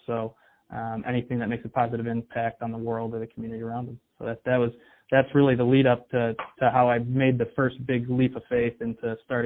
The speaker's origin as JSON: {"language": "English", "town": "Detroit", "region": "Michigan", "country": "United States", "tie": "born or raised there", "said": "I'm from the Detroit area"}